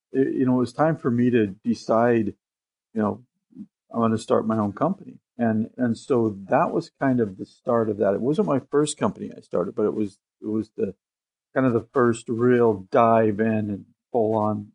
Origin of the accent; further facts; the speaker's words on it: Seattle, Washington, United States; I was born in Seattle